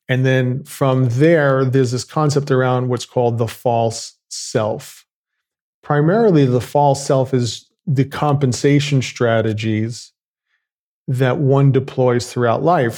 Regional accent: New York, United States; I grew up in New York.

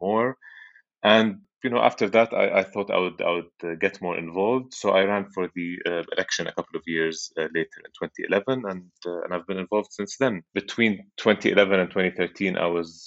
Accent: Amman, Amman Governorate, Jordan; moved away as an adult; also born or lived in MIT, United States; I grew up in Amman, Jordan. That's where I was born and spent most of my life and currently live.

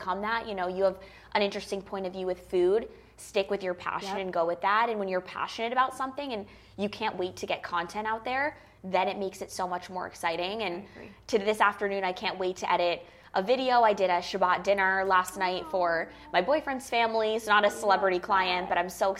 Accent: Longmeadow, Massachusetts, United States; moved away; also born or lived in New York; I grew up in Longmeadow, Massachusetts, which is adjacent or right outside of Springfield

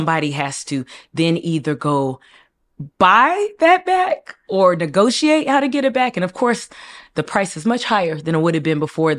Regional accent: South East, Nigeria; it's important for me to say I'm Nigerian, and specifically, I'm from the Igbo tribe. We are very entrepreneurial.

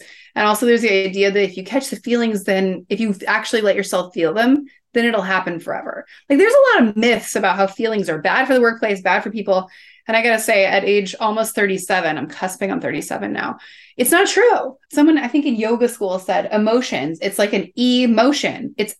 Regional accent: Midwest, United States; well, where I grew up in the Midwest, I sometimes say like, it's almost like having feelings was a little bit like catching chicken pox.

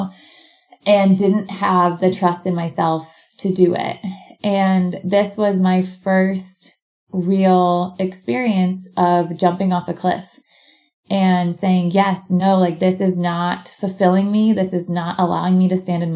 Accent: Portland, Oregon, United States; moved away as an adult; now in Bend, United States; back where I grew up in Portland, Oregon

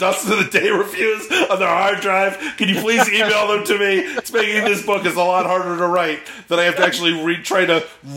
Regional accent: Northern California, United States; I'm from Northern California

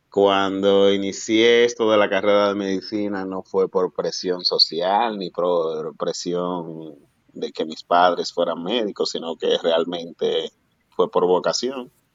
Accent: Dominican Republic; also born or lived in United States; yo quería ejercer la medicina para ayudar al, a mi pueblo, realmente, el dominicano

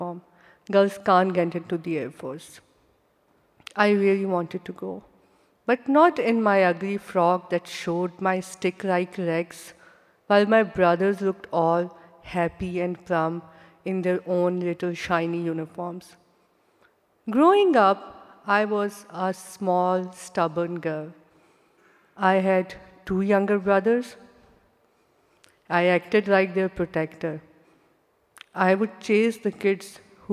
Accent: Pakistan; When I was growing up in Pakistan

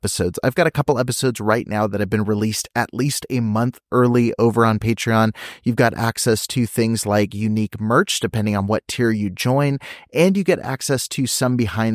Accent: Banning, California, United States; I grew up in Southern California, and my parents were staff at a Christian school. So I spent literally 7 days a week on a church property, just an L-shaped building in the middle of Banning, California

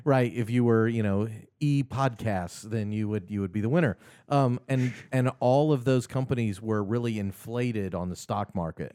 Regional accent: Kansas City, Missouri, United States; now in Augusta, United States; I grew up in Kansas City

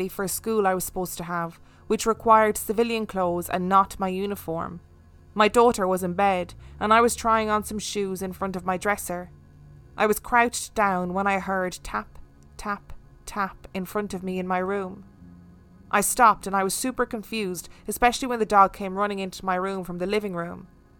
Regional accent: Denver, Colorado, United States; It's about 45 minutes from where I grew up in Denver, Colorado.

